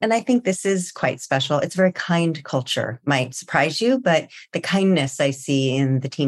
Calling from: California, United States; Well, today I'm joining you from just right outside San Francisco.

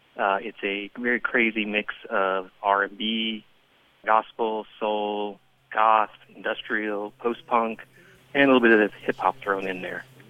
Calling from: San Francisco, California, United States; I'm calling from San Francisco.

